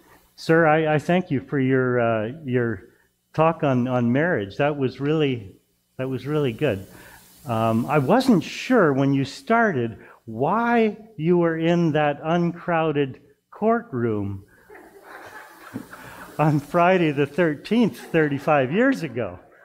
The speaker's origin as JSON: {"language": "English", "town": "New Hamburg", "region": "Ontario", "country": "Canada", "said": "Actually, I come from New Hamburg. I'll introduce myself a little better in a moment. Come from New Hamburg, and we had snow there during the day"}